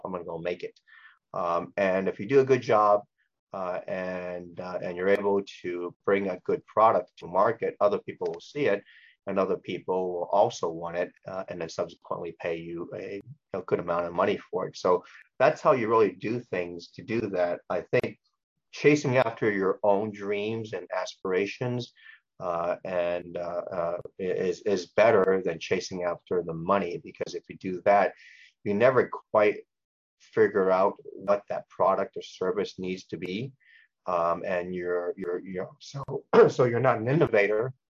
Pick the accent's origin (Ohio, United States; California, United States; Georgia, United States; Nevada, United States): California, United States; Los Angeles; born or raised there; also born or lived in Hong Kong